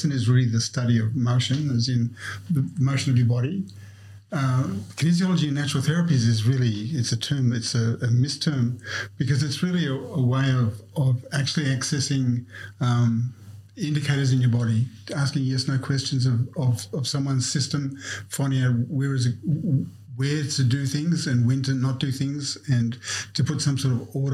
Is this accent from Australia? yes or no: yes; Snowy Mountains, New South Wales, Australia; I grew up in the Snow Mountains